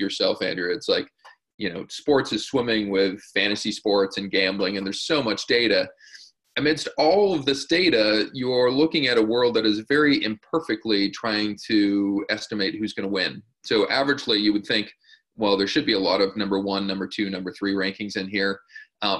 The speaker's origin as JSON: {"language": "English", "country": "Canada", "said": "as a Canadian"}